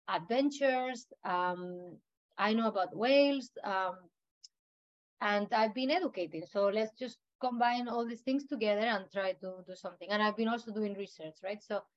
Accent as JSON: {"language": "English", "region": "Canary Islands", "country": "Spain", "said": "I also tend to tell people that here that I come from the Canary Islands, and over there I could see how bad they were treating such paradise place as well, no?"}